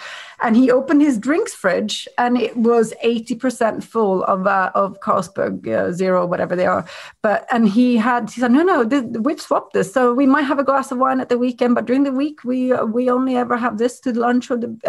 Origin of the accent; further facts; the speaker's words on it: Sweden; I'm from Sweden and there's a huge drinking culture up there, especially up in North Sweden.